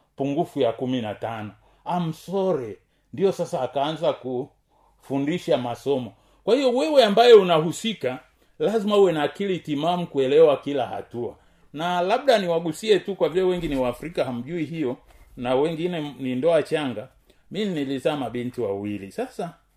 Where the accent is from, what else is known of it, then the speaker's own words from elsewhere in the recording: Tanzania; kama mtanzania